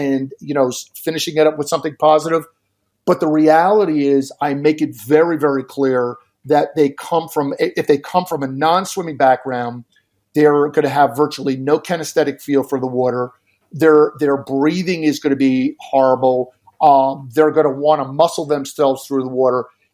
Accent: Jersey Shore, New Jersey, United States; now in Arizona, United States; I've coached high school programs on the New Jersey Shore, where I grew up on the Jersey Shore.

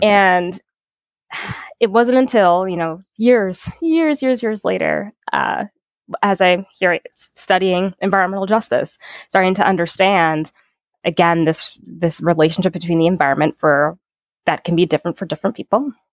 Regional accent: Saint Paul, Minnesota, United States; I grew up here in Minnesota

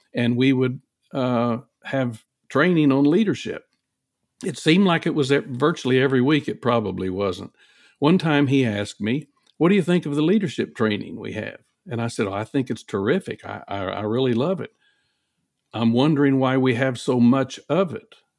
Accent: Oklahoma, Texas, the South, United States; I grew up in Oklahoma, Texas

